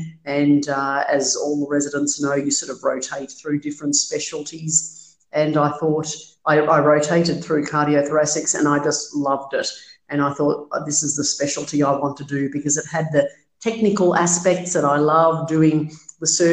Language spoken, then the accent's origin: English; Melbourne, Victoria, Australia; I was born in Melbourne. I grew up in Melbourne.